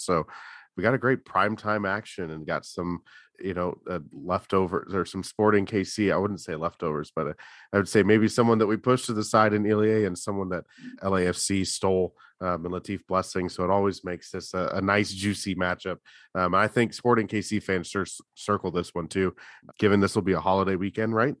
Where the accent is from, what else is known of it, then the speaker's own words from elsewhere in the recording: California, United States; I grew up in California